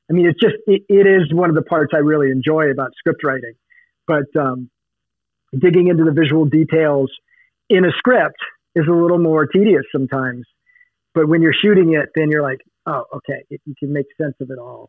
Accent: Oregon, United States; moved away; also born or lived in Los Angeles, California; I grew up partly in the Oregon woods

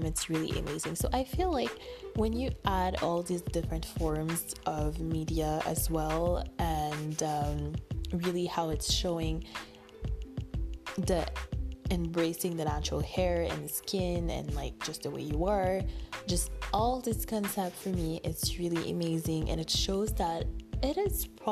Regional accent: Canada; I'm from Canada

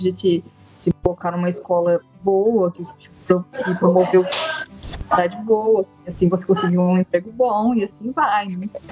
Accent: Taubaté, São Paulo, Brazil; Sou de Taubaté, Taubaté, Texas, para mais os desconhecidos, né? cidade do Monteiro Lobato, Hebe Camargo.

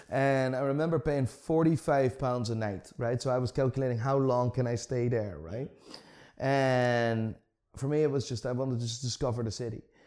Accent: Amsterdam, North Holland, Netherlands; moved away as an adult; now in Belfast, United Kingdom; I'm born and raised in Amsterdam, so born and raised in the Netherlands.

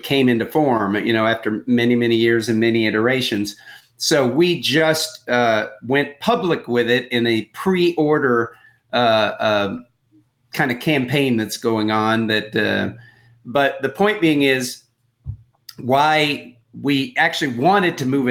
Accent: Texas, United States; I grew up in Texas.

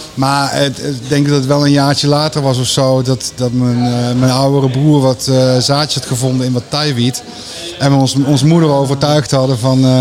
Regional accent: Veldhoven, North Brabant, Netherlands; ik ben opgegroeid in Veldhoven.

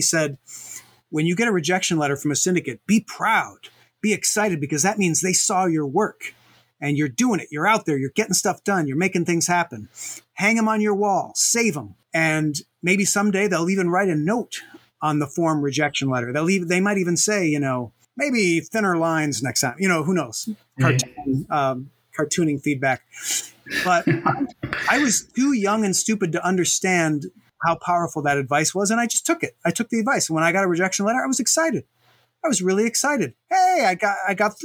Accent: United States; us filthy Americans

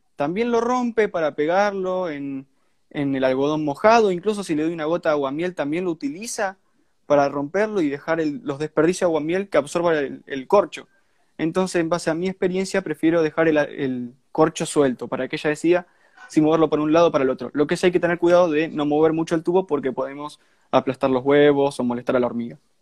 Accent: Santa Fe, Argentina; Yo soy de Argentina, soy de Santa Fe, es una provincia de Argentina, está muy cerca de Buenos Aires. Eh, y bueno, de ahí viene el acento

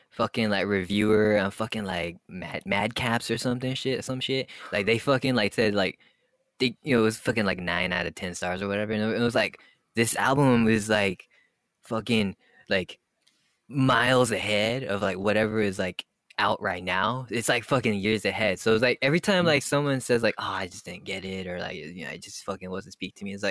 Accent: Montreal, Quebec, Canada; we we come from like fucking Montreal, dude, and we're like we're, we're Canadian, like pop punk.

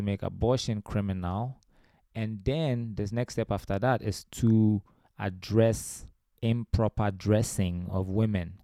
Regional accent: Ghana; also born or lived in Romania; I was born in Romania, but I grew up in Ghana most of my life

